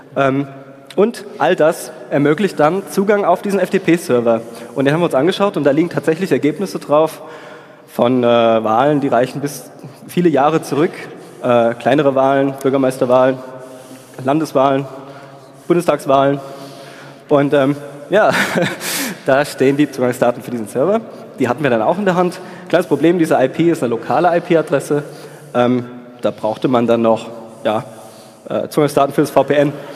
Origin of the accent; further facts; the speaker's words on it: Darmstadt, Hesse, Germany; ich komme aus Darmstadt, deswegen Hessen